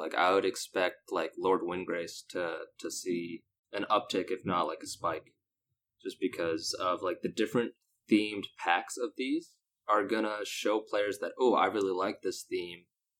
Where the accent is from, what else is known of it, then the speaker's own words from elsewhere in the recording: Texas, United States; also born or lived in North Carolina / Long Island / Sacramento / Philadelphia; Yes, I am predominantly from South Texas, but to give a little fun backstory, I was born in North Carolina, and I've lived in Long Island, New York. I lived in upstate New York for a while.